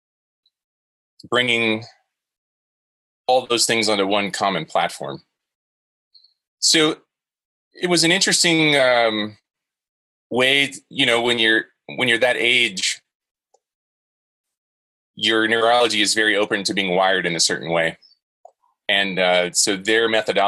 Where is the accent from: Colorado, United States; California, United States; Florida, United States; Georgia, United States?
Florida, United States; Jacksonville; I grew up in Florida, in Jacksonville.